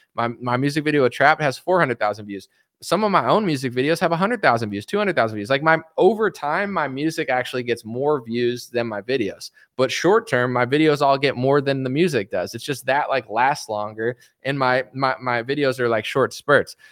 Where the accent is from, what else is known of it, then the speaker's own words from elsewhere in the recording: United States; I'm an American man